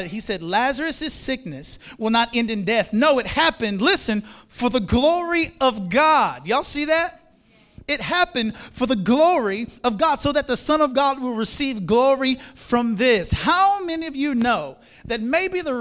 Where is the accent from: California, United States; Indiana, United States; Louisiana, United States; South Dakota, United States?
Louisiana, United States; Monroe; moved away as an adult; also born or lived in Florida / South Florida; That was the first time I've ever lived out of the state. I'm from Monroe, Louisiana